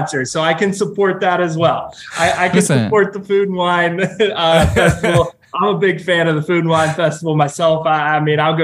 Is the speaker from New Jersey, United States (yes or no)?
no; Pittsburgh, Pennsylvania, United States; moved away as an adult; now in Orlando, United States; I come from Pittsburgh